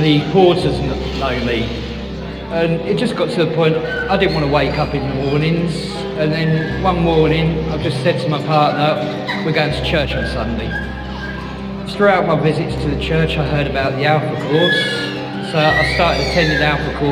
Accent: Bedford, East of England, United Kingdom; I'm from Bedford.

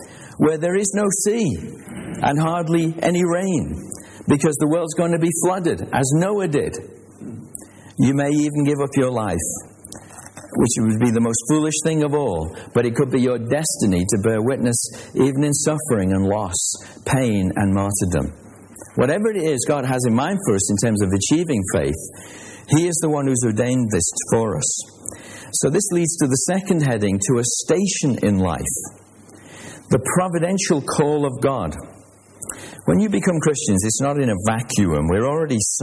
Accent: Liverpool, North West England, United Kingdom; I was born in Liverpool

